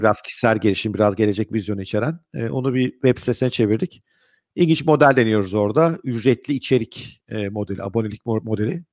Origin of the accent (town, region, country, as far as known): Ankara, Turkey; now in Istanbul, Turkey